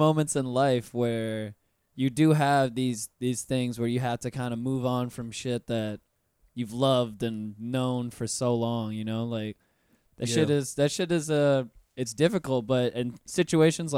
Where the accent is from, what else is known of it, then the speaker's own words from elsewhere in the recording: Pensacola, Florida, United States; I'm from Florida, born and raised. I've been here my whole life